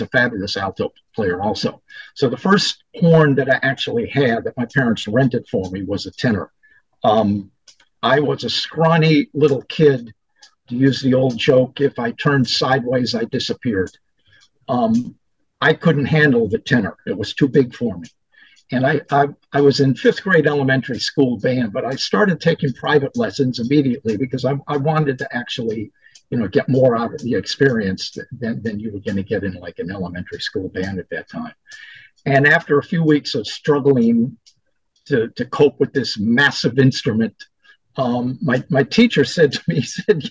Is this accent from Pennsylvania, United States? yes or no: yes; Pittsburgh, Pennsylvania, United States; born or raised there; also born or lived in Milwaukee, Wisconsin / Richmond, Virginia